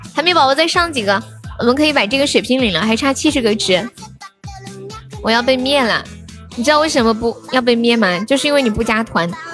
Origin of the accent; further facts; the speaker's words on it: Sichuan, China; accent: Sichuan dialect; also born or lived in Shenzhen; 作为一个四川人